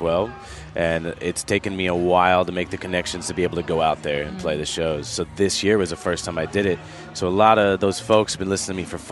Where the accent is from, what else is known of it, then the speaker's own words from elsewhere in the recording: Chicago, Illinois, United States; moved away; growing up in Chicago, I grew up in the church, and that's what taught me to sing